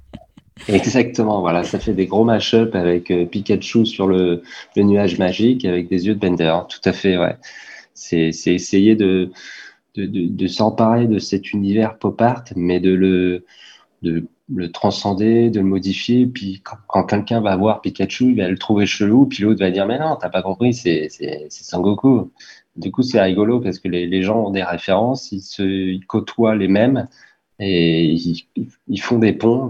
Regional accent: Caen, Normandy, France; on vient de Caen

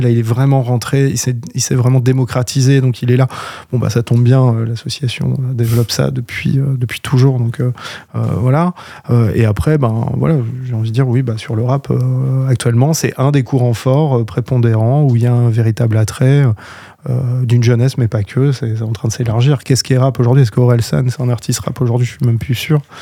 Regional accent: Orne, Normandy, France; now in Caen, France; je viens pas de Caen à la base, donc je viens de l'Orne

